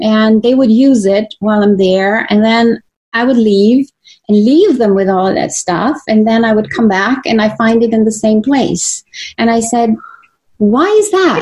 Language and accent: English; Croatia; moved away; I was born in Croatia, so I'm a native Croatian um, woman that has been raised my in my early years by my maternal grandparents in the country on a farm